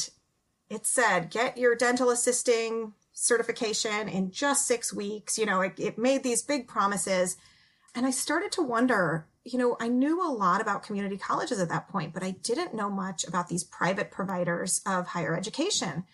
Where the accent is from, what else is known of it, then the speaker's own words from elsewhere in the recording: California, United States; I'm from California